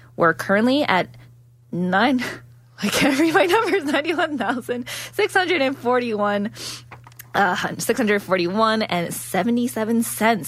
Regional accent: Ontario, Canada; moved away as an adult; now in Calgary, Canada; I'm originally from Ontario, so moving over from Ontario over to um, Alberta was a big change

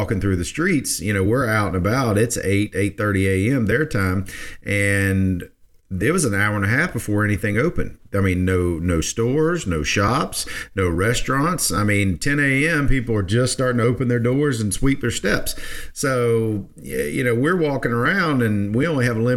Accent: United States

